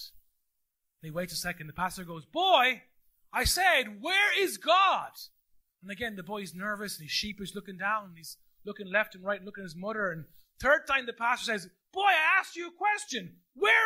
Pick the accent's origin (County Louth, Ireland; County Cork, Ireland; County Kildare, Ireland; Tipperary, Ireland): County Kildare, Ireland; The Curragh Camp; born or raised there; accent: Midland lilt; also born or lived in Carlow; now in Navan, Ireland